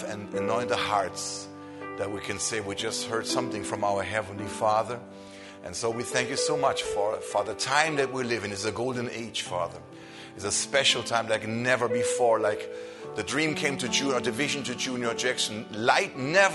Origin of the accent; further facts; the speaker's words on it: Germany; I come from Germany